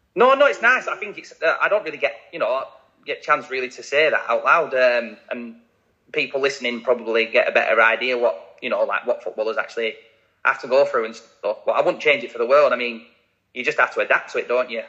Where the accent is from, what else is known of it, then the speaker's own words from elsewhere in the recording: Blackburn, North West England, United Kingdom; moved away; signed scholarship forms at 16 at Blackburn, my hometown club.